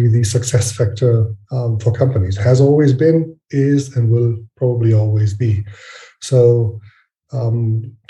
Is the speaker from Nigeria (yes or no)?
no; Frankfurt, Hesse, Germany; I'm from Frankfurt, Germany.